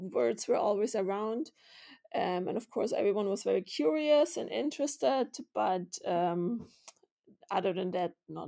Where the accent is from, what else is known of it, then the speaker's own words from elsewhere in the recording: Vienna, Austria; also born or lived in Munich / Berlin; So I was born in Munich to two Austrian journalists, which also makes me Austrian. And then we had moved around a lot.